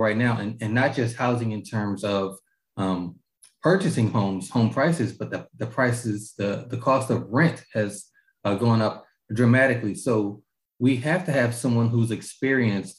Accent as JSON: {"language": "English", "town": "Augusta", "region": "Georgia", "country": "United States", "tie": "born or raised there", "said": "I was raised in Augusta, graduated from Hepzibah High School"}